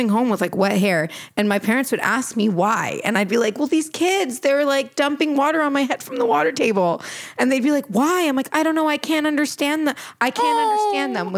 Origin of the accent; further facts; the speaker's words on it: Canada; first language Portuguese; English is a second language; I was born in Canada, but I learned how to speak Portuguese first because my grandparents brought me up.